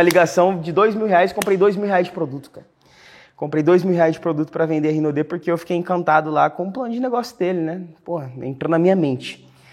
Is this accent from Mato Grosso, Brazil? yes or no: yes; Cuiabá, Mato Grosso, Brazil; moved away; eu nasci na cidade de Cuiabá, cara, Mato Grosso